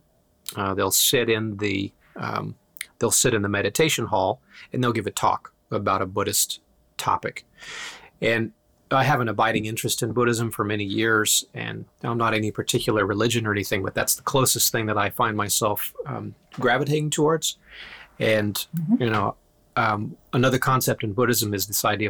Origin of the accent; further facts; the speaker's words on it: Iceland; moved away; I was born in Iceland